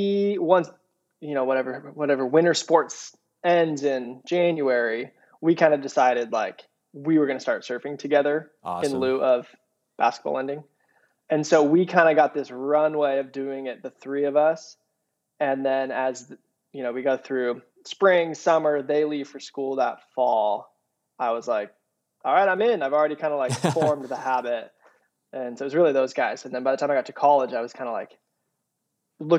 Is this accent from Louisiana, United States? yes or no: no; hometown near Orange, California, United States; I stayed here in my hometown. I went to Chapman University right up the road in Orange